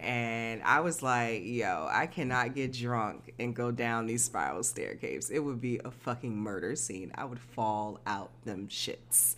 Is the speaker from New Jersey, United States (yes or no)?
yes; Newark, New Jersey, United States; I'm from Newark